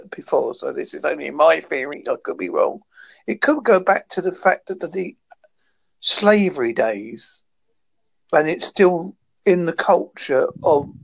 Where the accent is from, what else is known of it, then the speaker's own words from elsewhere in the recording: Devon, South West England, United Kingdom; I'm from Devon in United Kingdom